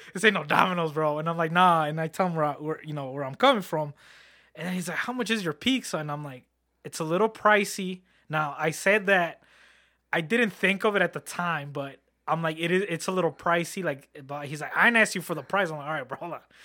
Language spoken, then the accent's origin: English; Harvey, Illinois, United States; I grew up in Harvey world